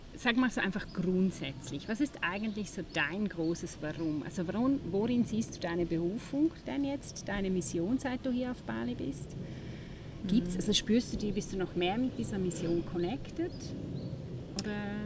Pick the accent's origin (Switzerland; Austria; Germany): Switzerland; bei uns in der Schweiz